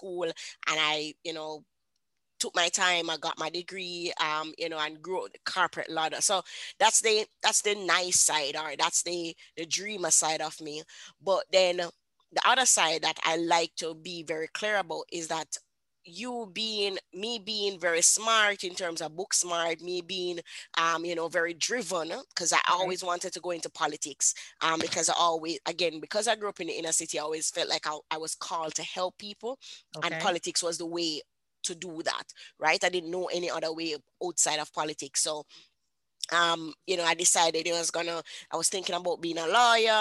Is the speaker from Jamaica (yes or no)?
yes; Kingston, Jamaica; I grew up in Kingston, Jamaica.